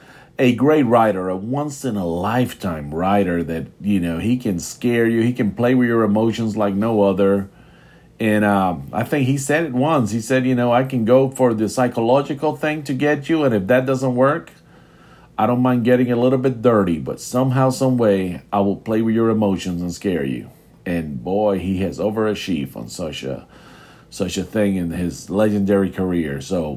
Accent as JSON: {"language": "English", "country": "United States", "said": "We're American."}